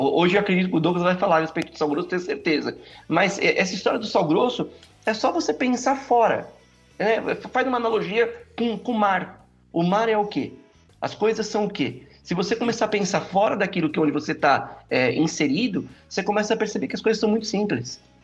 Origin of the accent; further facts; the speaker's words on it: São Bernardo do Campo, São Paulo, Brazil; eu sou aqui de São Bernardo do Campo, São Paulo